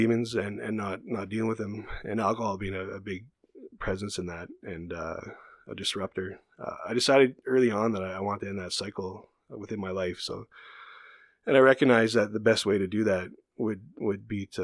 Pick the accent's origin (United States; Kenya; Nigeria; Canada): Canada; Chapleau Cree First Nation, Northern Ontario; now in Manitoba, Canada; I grew up in Chapel Cree First Nation in Northern Ontario. It's near Timmins and Walla.